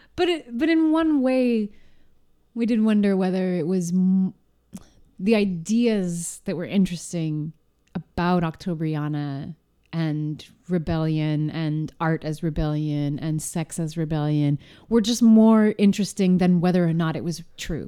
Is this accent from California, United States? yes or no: yes; Los Angeles, California, United States; I was born in L A.